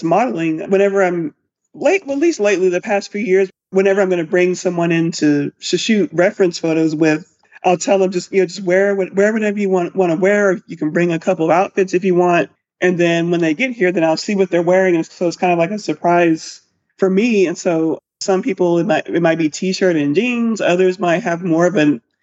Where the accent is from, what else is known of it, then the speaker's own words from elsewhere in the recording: Lubbock, Texas, United States; also born or lived in Austin, Texas; I grew up in Lubbock, Texas